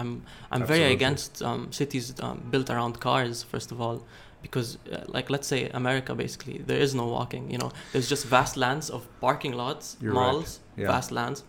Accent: United Arab Emirates; moved away as an adult; I grew up in the United Arab Emirates most of my years, and I moved here for university in 2017.

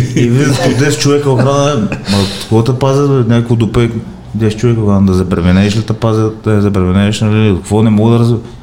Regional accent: Stara Zagora, Stara Zagora Province, Bulgaria; аз съм от Стара Загора, от Стара Загора

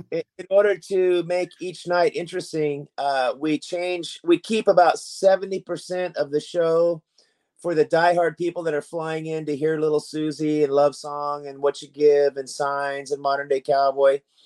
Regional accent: Sacramento, California, United States; my hometown of Sacramento, California

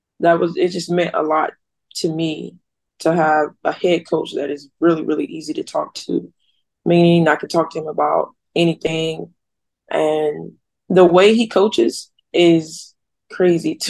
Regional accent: Earle, Arkansas, United States; I'm from Earl, Arkansas. It's a place of like 2,000 people. So everybody know each other

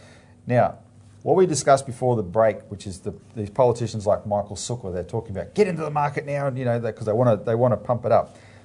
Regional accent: Melbourne, Victoria, Australia; I'm from Melbourne, like you, Philip

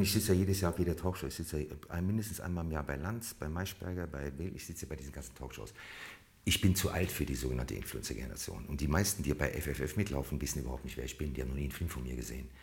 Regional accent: Cologne, North Rhine-Westphalia, Germany; ich bin ja eigentlich Kölner

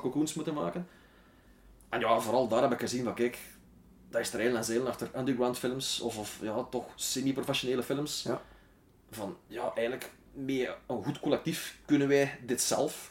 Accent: Wetteren, Flanders, Belgium; born or raised there

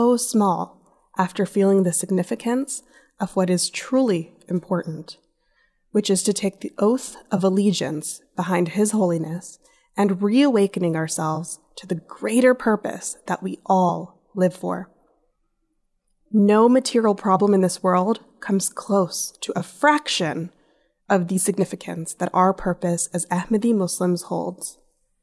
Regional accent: United States; growing up in the States

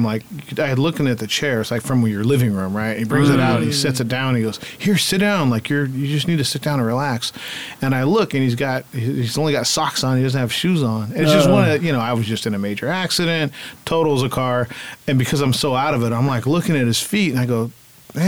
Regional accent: Fort Bragg, California, United States; moved away; also born or lived in Sacramento / Hawaii; I was raised in Fort Bragg. That's my adoptive family. I was up in the woods

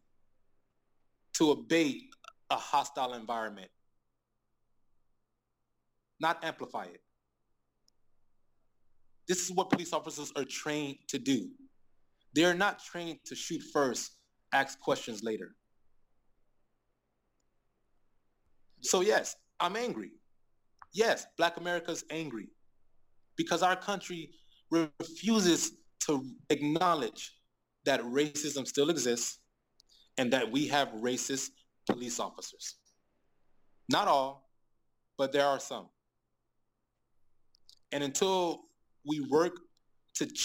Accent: United States; moved away as an adult; now in Beijing, China; me being an American

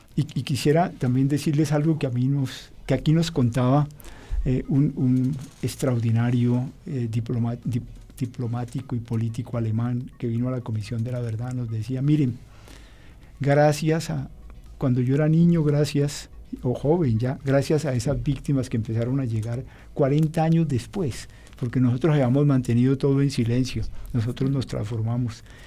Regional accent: Colombia; los colombianos

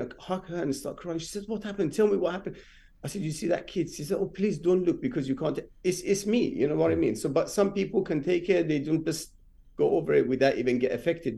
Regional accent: Rasht, Gilan, Iran; English is a second language; moved away as an adult; also born or lived in Tehran, Iran; now in London, United Kingdom; I'm been born and bred in Iran, and I moved to England when I was 23

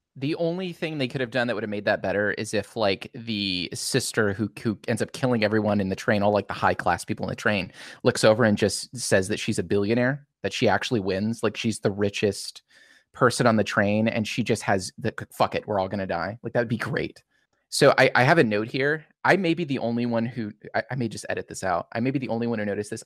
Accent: United States; as an American

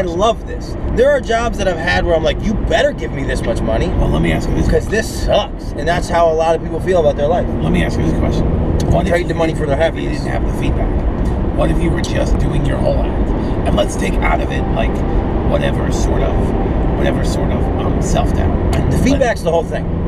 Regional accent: New York City, New York, United States; I am from Brooklyn and I am Jewish.

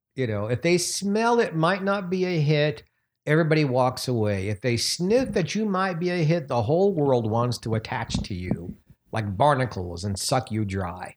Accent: New York City, New York, United States; moved away; I'm so thrilled to be in my hometown

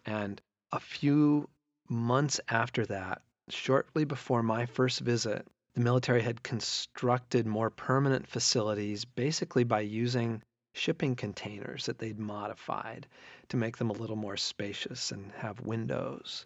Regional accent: United States; as an American

